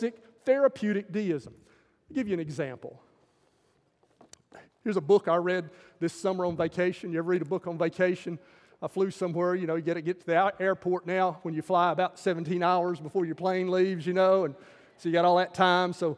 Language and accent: English; the South, United States; the stuff that I grew up with in Southern culture